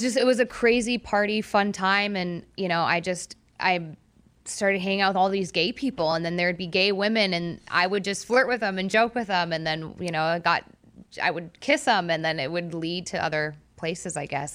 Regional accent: Orange County, California, United States; I grew up in Orange County

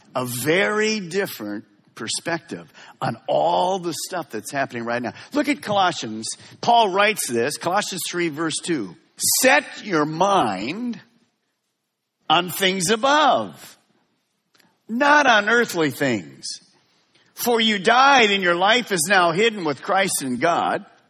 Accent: Detroit, Michigan, United States; also born or lived in Merritt Island, Florida; now in West Melbourne, United States; Linda and I were raised in the Detroit area

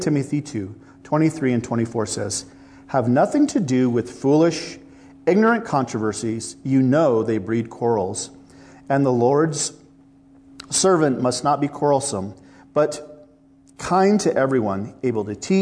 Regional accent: Midwest, United States; now in Los Angeles, United States; I come from the Midwest

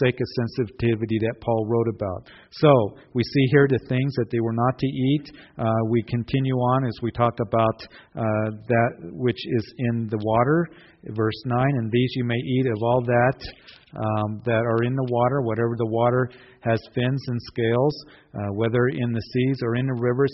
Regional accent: Kansas, United States; I grew up in Kansas

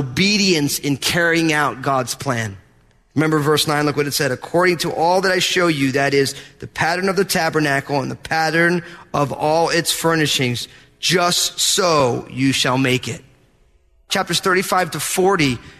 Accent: New Jersey, United States; I'm from New Jersey

